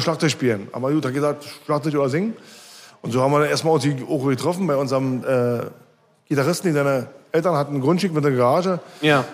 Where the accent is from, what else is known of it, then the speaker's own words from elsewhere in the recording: Berlin, Germany; also born or lived in Marzahn, Berlin; geboren in Köpenick und aufgewachsen die ersten 13, 14 Jahre in Obersch Oberschöneweide